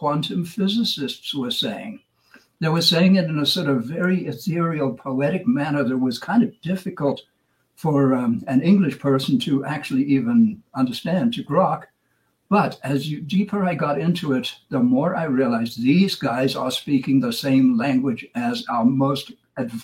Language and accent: English; South Africa; moved away; I was a kid growing up in South Africa